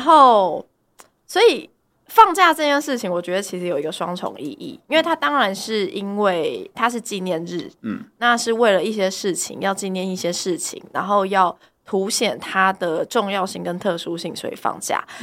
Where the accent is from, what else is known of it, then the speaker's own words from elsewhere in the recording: Tainan, Taiwan; 我是在台南成长的嘛